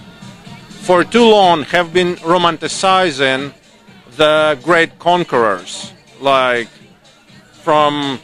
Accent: Ukraine; moved away as an adult; now in Canada; we are from Ukraine originally. 11 years ago we moved here, and our team left there

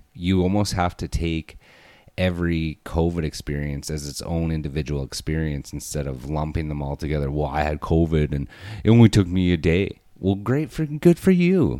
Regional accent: Alberta, Canada; I'm from Alberta

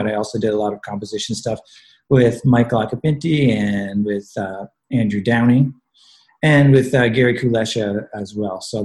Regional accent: Sudbury, Ontario, Canada; also born or lived in North Bay, Ontario; now in Toronto, Canada; I was originally born in North Bay, Ontario, but I grew up in Sudbury.

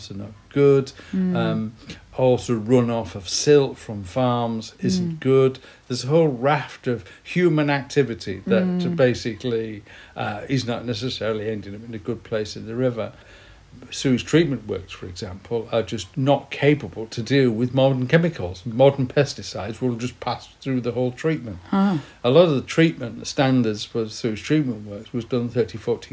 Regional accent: Yorkshire and the Humber, United Kingdom; accent: northern; also born or lived in Kew; now in Tisbury, United Kingdom; I was brought up in West Yorkshire

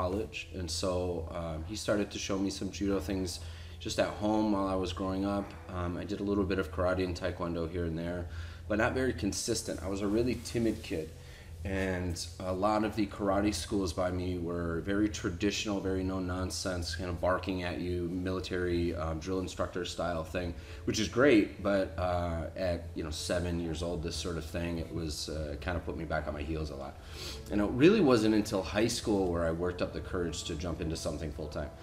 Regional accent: Detroit, Michigan, United States; moved away as an adult; also born or lived in Minneapolis, Minnesota; I grew up there

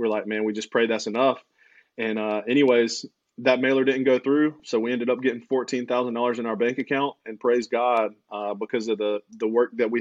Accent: Aiken, South Carolina, United States; now in Lexington, United States; So we're from Aiken, South Carolina, not near Augusta, Georgia

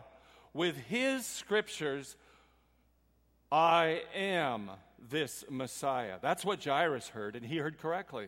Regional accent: Puerto Rico; I'm from Puerto Rico

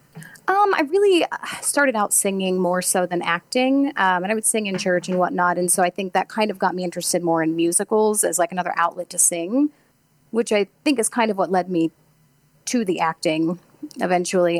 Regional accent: Farmington, Missouri, United States; moved away; I'm from Farmington, Missouri.

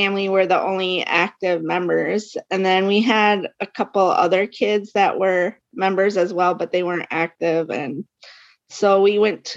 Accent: Minnesota, United States; So I'm from Minnesota. I grew up here in Minnesota, but my family is from Minnesota.

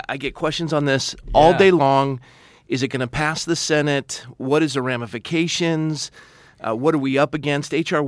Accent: California, United States; as a Californian

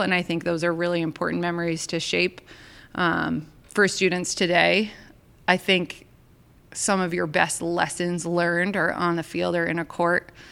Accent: Maine, United States; moved away; I grew up in Maine.

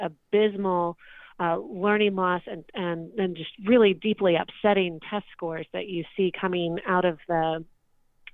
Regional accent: Florida, United States; now in Virginia, United States; I'm from Florida, but I live in Virginia

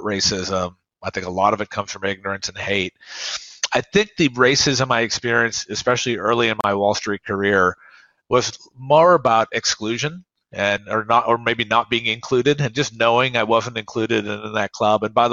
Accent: Oak Ridge, Tennessee, United States; My hometown, Oak Ridge, Tennessee, was segregated

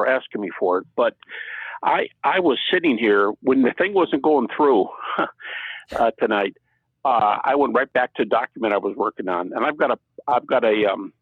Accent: Detroit, Michigan, United States; moved away as an adult; now in Virginia, United States; I live in Virginia today because I teach at Liberty University, but I'm from Detroit originally, and born and raised there

